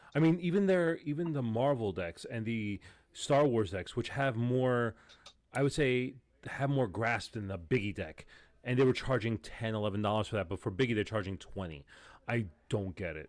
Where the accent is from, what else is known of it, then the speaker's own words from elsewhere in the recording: New York, United States; I'm a New Yorker.